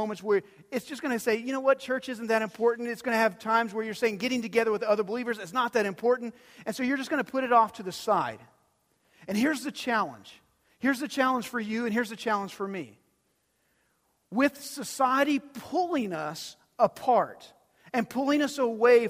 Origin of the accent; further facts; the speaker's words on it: Dumas, Texas, United States; I grew up in Dumas, Texas